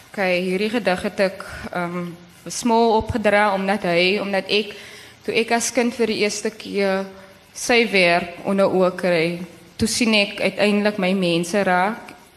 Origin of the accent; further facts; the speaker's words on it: Cape Town, Western Cape, South Africa; accent: Kaaps; ek het in in Kaaps in groot geword